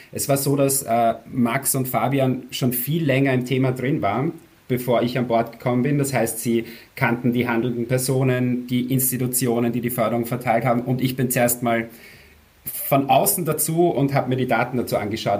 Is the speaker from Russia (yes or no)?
no; Austria; vielleicht hört man es eh, ich bin aus Österreich